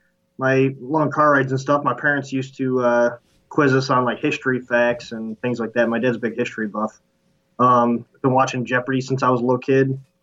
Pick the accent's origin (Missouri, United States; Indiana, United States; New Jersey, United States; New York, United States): New York, United States; Syracuse; I grew up in Syracuse